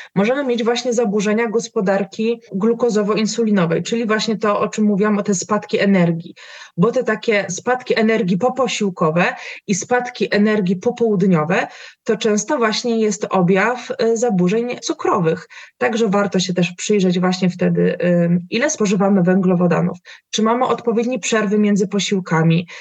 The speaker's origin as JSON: {"language": "Polish", "area": "Tricity", "region": "Pomeranian Voivodeship", "country": "Poland", "said": "ja jestem, e, z Trójmiasta"}